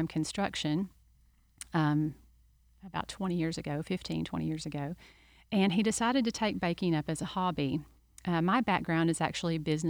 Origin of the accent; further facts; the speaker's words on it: Kentucky, United States; moved away as an adult; also born or lived in Lakeland, Florida; now in Winter Haven, United States; I'm originally from Kentucky. My husband and I both moved here originally to Lakeland and lived there for about 15 years.